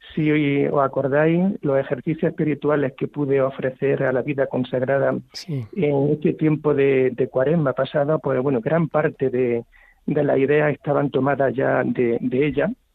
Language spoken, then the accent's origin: Spanish; Baeza, Andalusia, Spain; estoy hablando ahora mismo desde mi pueblo natal, que es Baeza